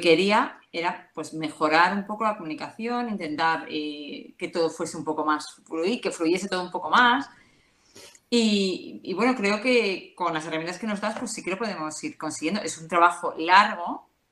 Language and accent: Spanish; Madrid, Community of Madrid, Spain; soy de Madrid